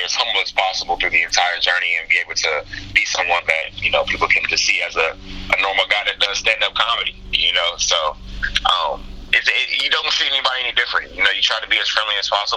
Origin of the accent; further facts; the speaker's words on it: Omaha, Nebraska, United States; I grew up in North Omaha, mm-hmm. Which is actually a highly black populated area of Omaha, Nebraska.